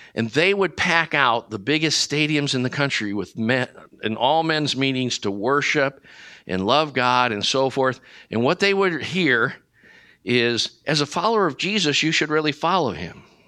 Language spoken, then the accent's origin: English; Brecksville, Ohio, United States; I grew up in Cleveland, Ohio, in a little town called Brecksville